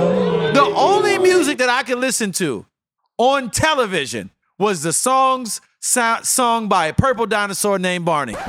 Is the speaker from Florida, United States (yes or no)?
yes; St. Petersburg, Florida, United States; I'm from St. Pete